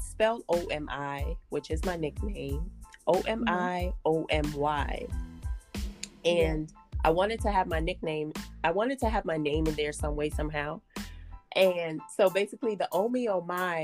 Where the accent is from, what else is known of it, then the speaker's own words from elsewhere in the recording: Guyana; I'm also Caribbean. I was born in Guyana